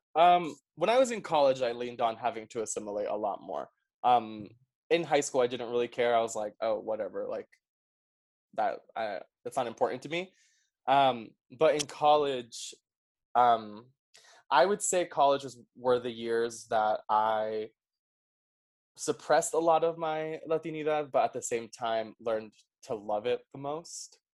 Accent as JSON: {"language": "English", "town": "New York City", "region": "New York", "country": "United States", "tie": "born or raised there", "also_born_or_lived": "Paraguay / Utah", "first_language": "Spanish", "second_language": "English", "said": "I'm from New York City. Um, I was raised in Queens, very diverse neighborhood"}